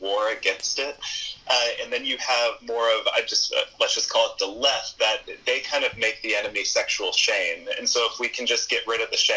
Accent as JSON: {"language": "English", "region": "East Coast", "country": "United States", "tie": "born or raised there", "said": "I grew up on the East Coast, and my father was a pastor"}